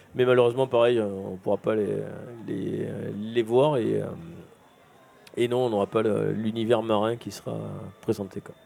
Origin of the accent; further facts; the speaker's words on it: Marseille, Provence-Alpes-Côte d'Azur, France; je suis marseillais de, de, de, de père en fils et je fais des études de dessin au lycée Diderot